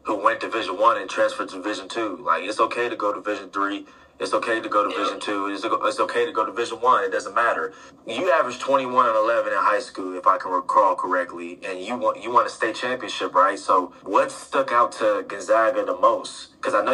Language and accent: English; Columbus, Ohio, United States; I'm from Columbus, Ohio